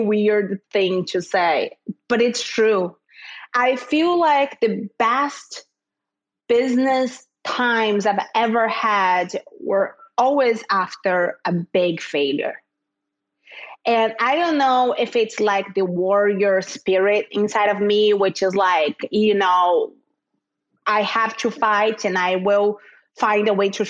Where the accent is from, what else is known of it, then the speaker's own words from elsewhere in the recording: Rio de Janeiro, Brazil; moved away as an adult; now in Miami, United States; I grew up in Rio in Brazil, but I never lived at the beach.